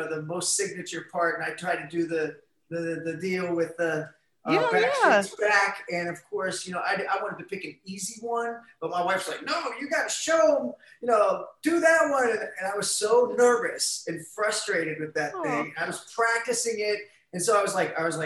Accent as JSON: {"language": "English", "region": "Ohio", "country": "United States", "said": "we're from Ohio. Our friends are like in dorm rooms or working at the factory"}